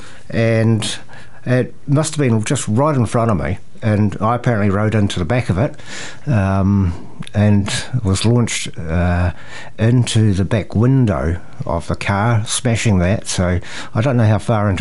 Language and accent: English; Te Awamutu, Waikato, New Zealand; I'm from Te Awamutu